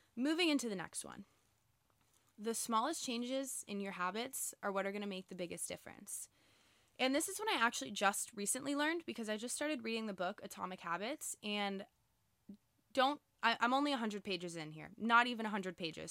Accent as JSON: {"language": "English", "town": "Boca Raton", "region": "Florida", "country": "United States", "tie": "born or raised there", "said": "I live in Boca Raton, Florida, so I grew up with all the same people, all the same families"}